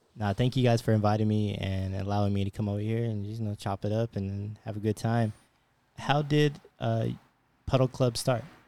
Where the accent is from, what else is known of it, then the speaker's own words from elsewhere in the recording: Fresno, California, United States; moved away; I'm not a local myself. I'm from Fresno.